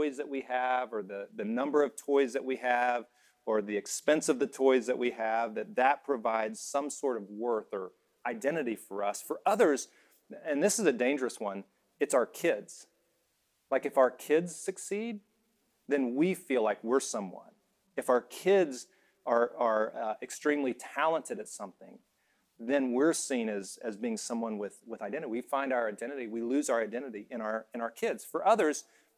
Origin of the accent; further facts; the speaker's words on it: Alabama, United States; moved away as an adult; also born or lived in Indiana; I was from Alabama, went to Indiana